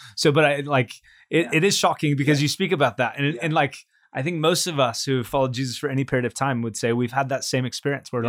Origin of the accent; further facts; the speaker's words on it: California, United States; me born and raised in California